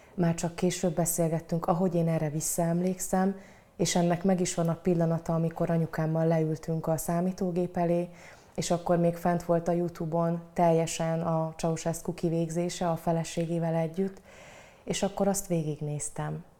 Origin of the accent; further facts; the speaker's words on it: Cégénydányád, Szabolcs-Szatmár-Bereg, Hungary; also born or lived in Satu Mare, Romania / Fehérgyarmat, Hungary; A faluban, ahol felnőttem, ez Cégénydányád